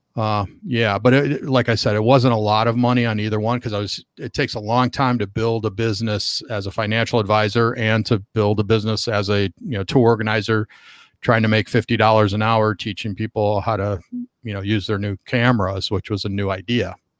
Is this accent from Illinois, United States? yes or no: yes; Chicago, Illinois, United States; moved away as an adult; now in Southern California, United States; I started bringing groups back to Chicago, and I was really just looking for a, a way to get a free trip back to, to my hometown and see my family